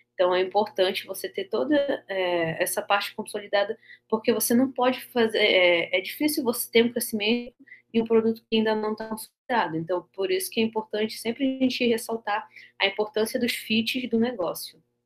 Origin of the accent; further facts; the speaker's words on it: Amapá, Brazil; sou do Amapá, extremo norte do Brasil